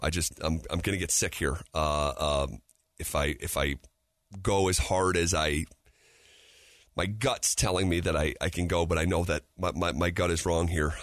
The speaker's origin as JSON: {"language": "English", "town": "Albany", "region": "New York", "country": "United States", "tie": "born or raised there", "moved": "yes", "lives_now": "Denver, United States", "said": "my hometown of Albany, New York"}